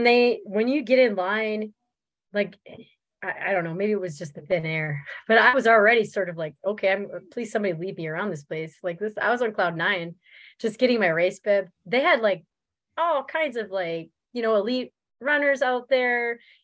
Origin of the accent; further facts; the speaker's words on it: Minnesota, United States; one of my pacers go Minnesota, because we're all from Minnesota.